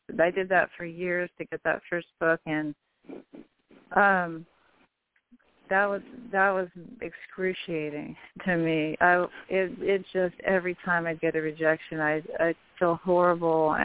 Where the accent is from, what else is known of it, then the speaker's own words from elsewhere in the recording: Santa Cruz, Humboldt County, California, United States; now in Wisconsin, United States; I was born in California, in Santa Cruz, California, and then I spent years in Northern California, up near almost to the Oregon border, up in Humboldt County